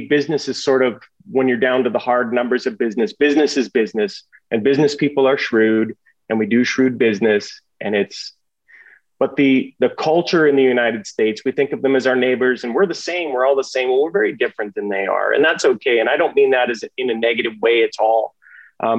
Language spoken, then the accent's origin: English; Canada